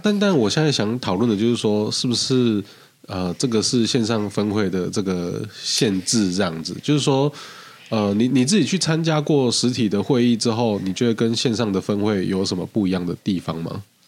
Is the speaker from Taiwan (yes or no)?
yes; Tainan, Taiwan; 我们台南人，你跟我说早餐不重要，我跟你拼命